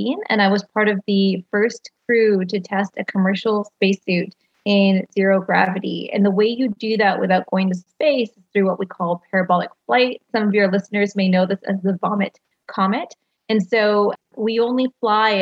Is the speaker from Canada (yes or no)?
yes; Canada; I'm Canadian